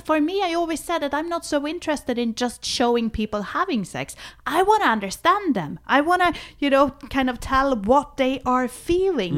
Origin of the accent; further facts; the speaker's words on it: Sweden; moved away; I was born in Sweden. I was, uh, a kind of, uh, liberated, young Swedish woman